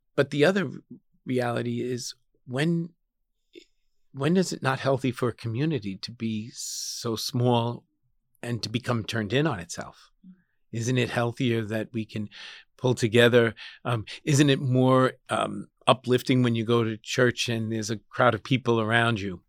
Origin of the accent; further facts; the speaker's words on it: Suffolk County, New York, United States; also born or lived in Columbus, Ohio; now in Brooklyn, United States; I'm a New Yorker